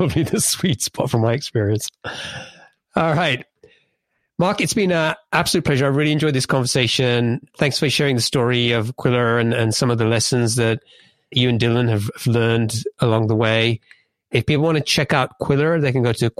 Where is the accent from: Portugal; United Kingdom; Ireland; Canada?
United Kingdom; England; I grew up in England